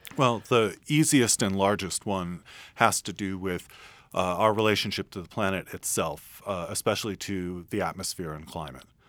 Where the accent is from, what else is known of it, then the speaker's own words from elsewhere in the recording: San Francisco, California, United States; I'm from San Francisco